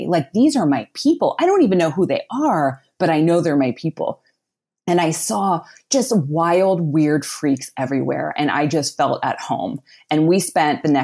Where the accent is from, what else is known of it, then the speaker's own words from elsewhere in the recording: outside of Pittsburgh, Pennsylvania, United States; I grew up outside of Pittsburgh, Pennsylvania, in a small working class town.